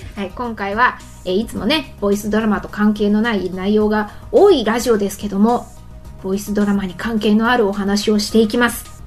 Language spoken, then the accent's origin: Japanese; Kansai, Japan; 関西人なんで